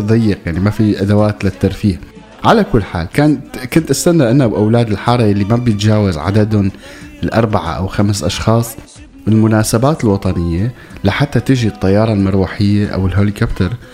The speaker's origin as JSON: {"language": "Arabic", "town": "Damascus", "region": "Damascus Governorate", "country": "Syria", "tie": "born or raised there", "also_born_or_lived": "Deir ez-Zor", "said": "لما كنت صغير كنت عايش بالشام رغم اني بالاصل من مدينه تسمى عروس الفرات وهي دير الزور"}